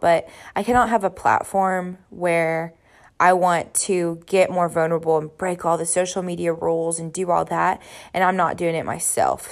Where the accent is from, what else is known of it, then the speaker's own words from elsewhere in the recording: Georgia, United States; also born or lived in Jacksonville, Florida; So I was born in Jacksonville, Florida at nine years old on my actual ninth birthday. I moved to Georgia